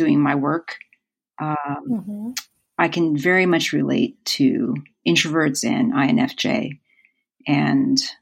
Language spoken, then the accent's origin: English; Huntington Beach, California, United States; moved away as an adult; also born or lived in Los Angeles County, California / Irvine, California; now in Seattle, United States; I was born in LA County and I grew up in Huntington Beach, California, which is like a surf town in Orange County